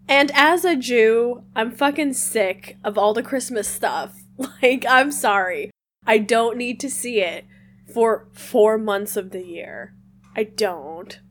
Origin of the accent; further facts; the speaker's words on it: Midwest, United States; moved away; I am originally from the Midwest